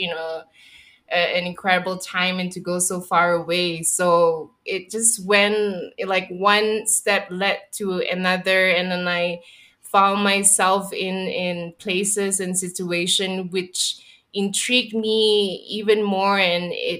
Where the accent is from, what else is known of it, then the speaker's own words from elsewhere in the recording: Singapore; I think I can speak very intimately about what it is to grow up in Singapore, and giving it a little bit of context, I grew up in the 90s